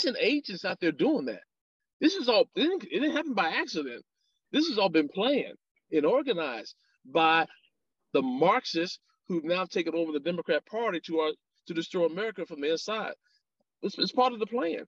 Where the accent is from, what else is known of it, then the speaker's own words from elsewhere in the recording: Alabama, United States; I grew up in Alabama